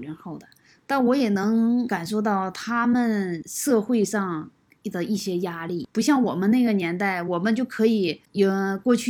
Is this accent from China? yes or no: yes; Kunming, Yunnan, China; 我是从昆明来到这里，我今年四十八岁，现在已经处于退休状态。